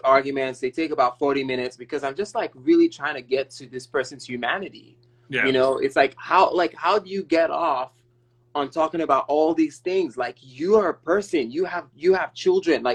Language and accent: English; Nigeria; now in San Francisco, United States; Nigeria, where my home country